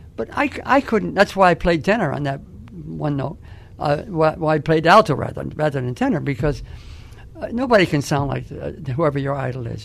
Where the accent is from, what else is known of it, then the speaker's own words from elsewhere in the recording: Schenectady, New York, United States; I learned to play at, Ch- at uh, Detroit's Chicken Shack in my hometown of Schenectady, New York